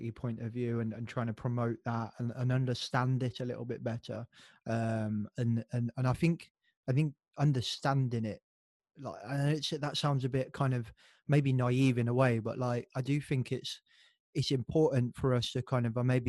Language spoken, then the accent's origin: English; Northamptonshire, East Midlands, United Kingdom; born and raised in Northamptonshire in England